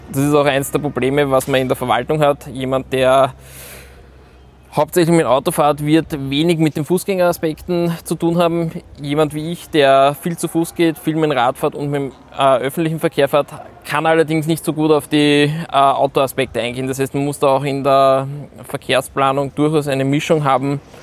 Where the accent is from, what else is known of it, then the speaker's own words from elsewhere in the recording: Vienna, Austria; bin gebürtiger Wiener